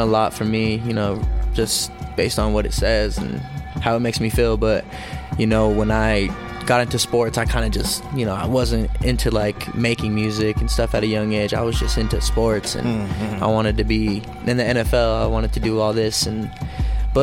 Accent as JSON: {"language": "English", "town": "Denver", "region": "Colorado", "country": "United States", "tie": "born or raised there", "also_born_or_lived": "Arvada, Colorado / Westminster, Colorado / South Dakota", "said": "I grew up in South Denver."}